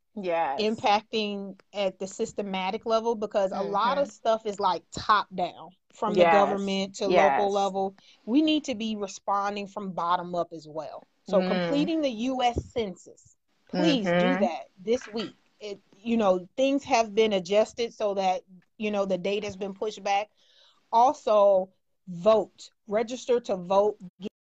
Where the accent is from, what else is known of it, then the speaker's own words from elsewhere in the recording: North Chicago, Illinois, United States; also born or lived in Vicksburg, Mississippi / Waukegan, Illinois; went to school in North Chicago up to the age of 8